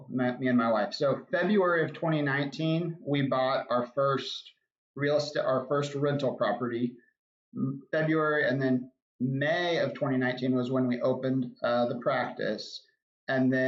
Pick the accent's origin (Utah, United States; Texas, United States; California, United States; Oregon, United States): Texas, United States; Arlington; I grew up in Arlington. My wife and I both grew up in Arlington